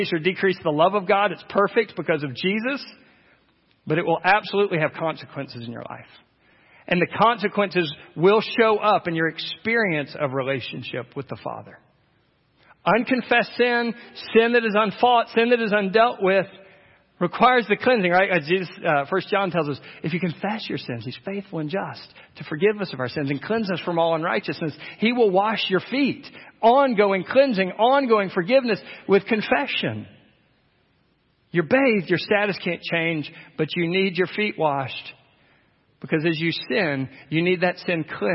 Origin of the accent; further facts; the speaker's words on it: United States; as American Christians